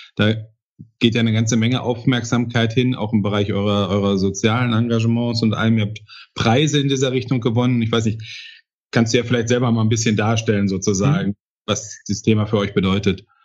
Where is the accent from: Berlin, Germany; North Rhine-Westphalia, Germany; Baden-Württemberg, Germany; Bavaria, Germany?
North Rhine-Westphalia, Germany; Bochum; Meine Heimatstadt Bochum